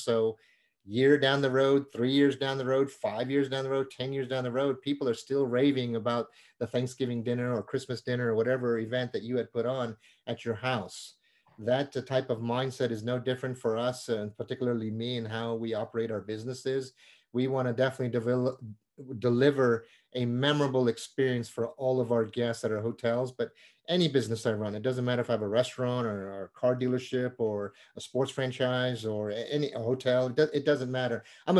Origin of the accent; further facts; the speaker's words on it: India; born there; Usually the word Indian, I was born in India, and usually the word Indian and sports do not go in the same sentence.